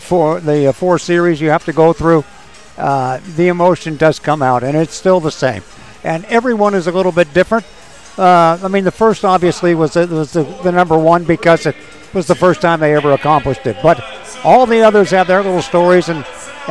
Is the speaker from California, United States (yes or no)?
yes; California, United States; moved away; I grew up in California